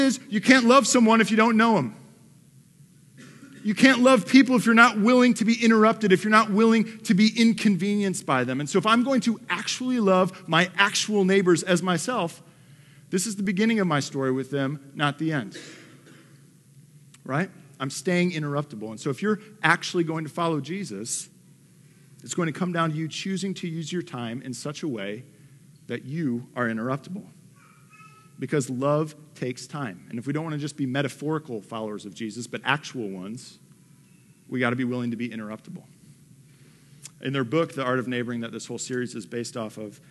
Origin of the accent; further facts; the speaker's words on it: Detroit, Michigan, United States; moved away; I'm from the Motor City. Like, I'm from Detroit